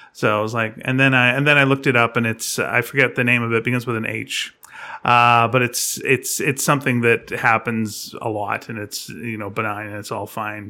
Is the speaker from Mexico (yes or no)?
no; Canada; I'm Canadian